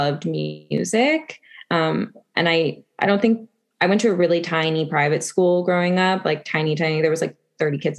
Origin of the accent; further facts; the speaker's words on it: Las Vegas, Nevada, United States; I got it in my hometown